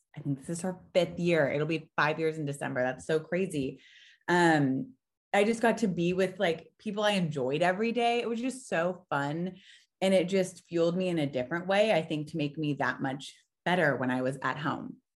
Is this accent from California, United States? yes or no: yes; Orange County, California, United States; moved away as an adult; now in Frisco, United States; I'm originally from Orange County, California, and that's where we spent the last five years.